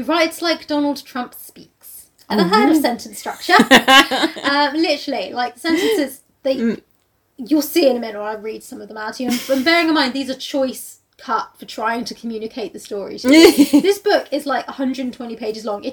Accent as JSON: {"language": "English", "country": "United States", "accent": "American", "said": "I'm just an American"}